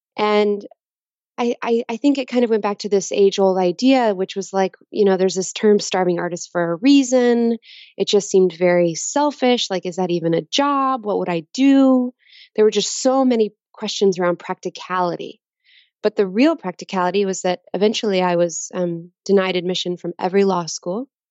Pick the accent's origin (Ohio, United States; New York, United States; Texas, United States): Texas, United States; Dallas; I was born in Dallas, Texas.